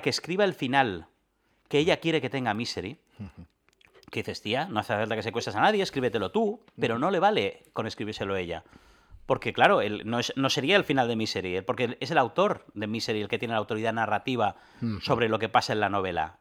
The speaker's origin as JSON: {"language": "Spanish", "region": "Catalonia", "country": "Spain", "said": "los, cuatro jugadores somos catalanes"}